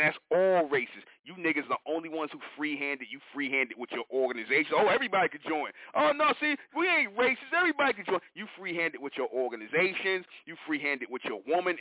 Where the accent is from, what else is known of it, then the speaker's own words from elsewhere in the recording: New York, United States; I'm from New York